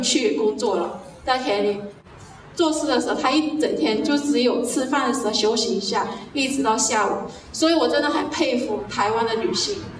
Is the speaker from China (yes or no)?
yes; China; moved away as an adult; now in Yunlin, Taiwan; 我以前在大陆是做美容导师的